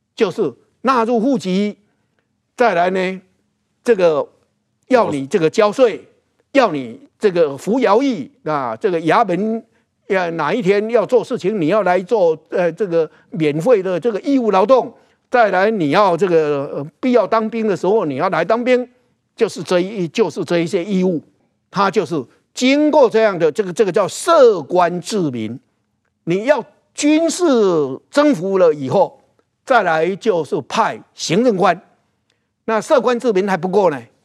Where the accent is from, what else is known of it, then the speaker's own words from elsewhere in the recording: Taiwan; 我们台湾人很多是从漳州来，主要是漳州跟泉州嘛，哈，而且漳州还是占多数嘛